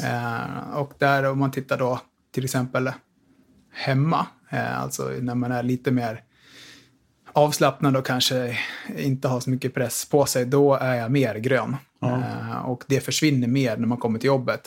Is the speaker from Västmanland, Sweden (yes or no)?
yes; Tillberga, Västmanland, Sweden; also born or lived in Västerås; Bor i Västerås, född och uppvuxen ute i Tillberga